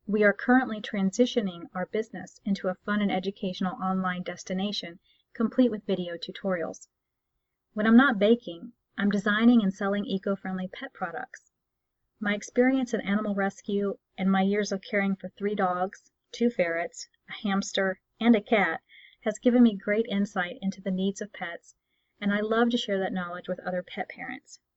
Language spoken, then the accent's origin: English; Texas, United States; accent: Texas; I'm frequently told that when I'm irritated or tired I will tend to slip into my accent, so a little of my Texas roots are visible if you listen frequently and closely enough.